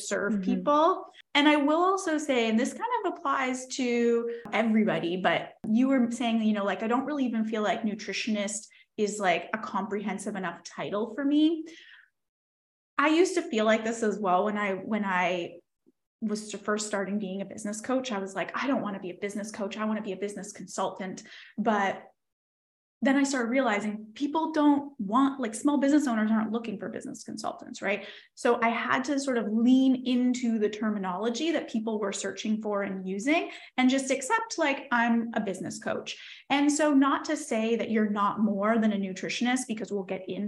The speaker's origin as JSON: {"language": "English", "region": "Nova Scotia", "country": "Canada", "said": "I'm from Nova Scotia."}